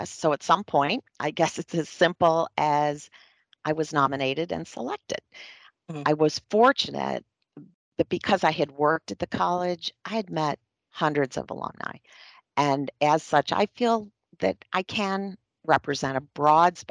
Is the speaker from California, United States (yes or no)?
no; Western New York, United States; I grew up in Western New York